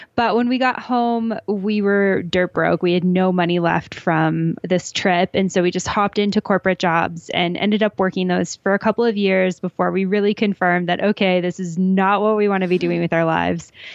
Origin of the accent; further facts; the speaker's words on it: a small town outside of Calgary, Alberta, Canada; moved away as an adult; now in Mexico City, Mexico; I'm originally from Western Canada, a small town outside of Calgary, Alberta